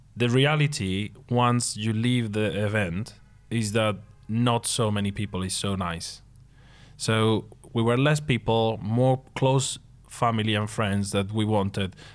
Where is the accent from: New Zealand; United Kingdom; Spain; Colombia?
Spain; Seville, Andalusia; moved away as an adult; it was my hometown, so I told you, okay, Seville.